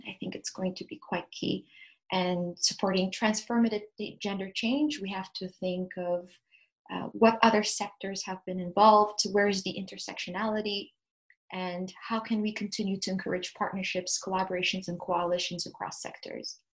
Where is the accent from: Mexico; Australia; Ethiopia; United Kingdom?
Ethiopia; Addis Ababa; moved away as an adult; also born or lived in Ontario, Canada; now in Ottawa area, Canada; I was born and raised in Addis Ababa in Ethiopia